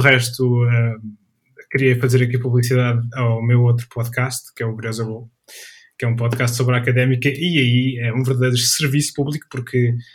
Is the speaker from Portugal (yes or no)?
yes; Coimbra, Centro, Portugal; eu sou natural de, sou natural da cidade de Coimbra